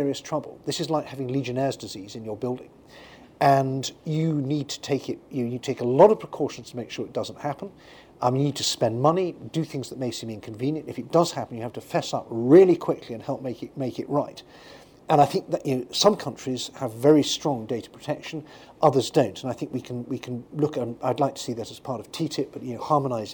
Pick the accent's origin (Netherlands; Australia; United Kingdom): United Kingdom; When I grew up in Britain